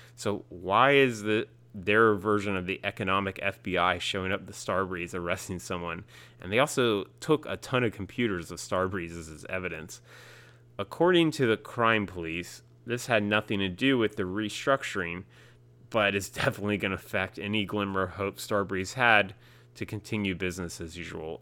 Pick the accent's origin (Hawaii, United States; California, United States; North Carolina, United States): North Carolina, United States; I'm from North Carolina, too